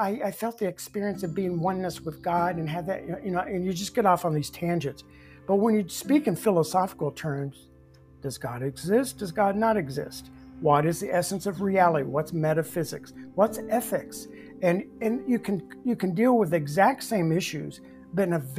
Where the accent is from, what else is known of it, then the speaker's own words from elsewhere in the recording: Bible Belt, the South, United States; moved away; I grew up in the Bible Belt